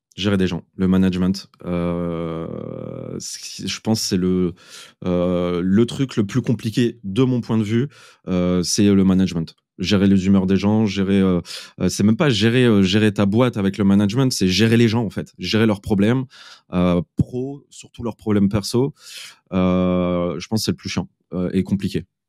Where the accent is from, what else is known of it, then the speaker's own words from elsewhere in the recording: Metz, Grand Est, France; moved away as an adult; also born or lived in Malta; je suis originaire de, euh, de, de Metz.